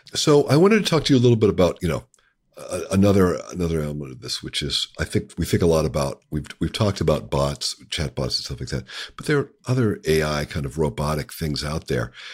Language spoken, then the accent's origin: English; Appalachia, United States; I grew up in Appalachia